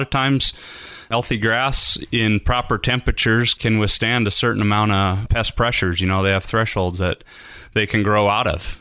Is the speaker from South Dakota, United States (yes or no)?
yes; South Dakota, United States; moved away as an adult; also born or lived in Southern California; now in Idaho, United States; I grew up in South Dakota